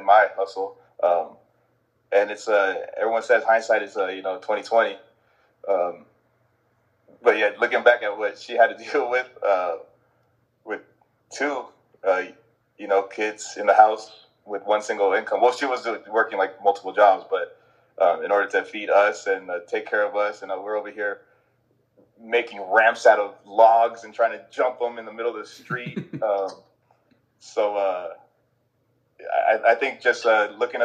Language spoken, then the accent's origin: English; San Bruno, California, United States; also born or lived in San Francisco / San Mateo; I grew up in the city of San Bruno